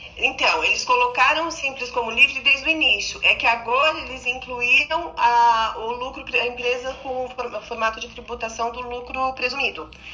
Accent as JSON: {"language": "Portuguese", "town": "Águas de Lindóia", "region": "São Paulo", "country": "Brazil", "said": "Águas de Lindóia, eu sou de Águas de Lindóia"}